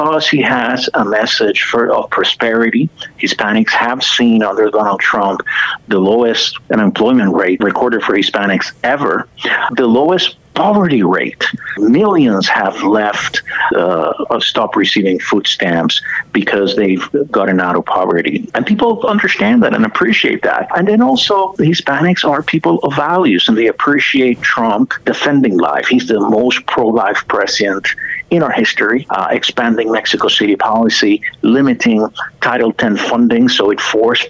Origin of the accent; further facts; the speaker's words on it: Puerto Rico; now in United States; I was born and raised in Puerto Rico